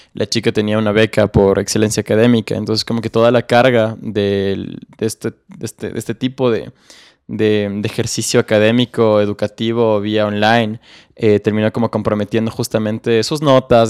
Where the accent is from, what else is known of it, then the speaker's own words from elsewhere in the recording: Quito, Pichincha, Ecuador; yo crecí en Solanda, un barrio eh, obrero, trabajador, eh, peligroso de aquí de Quito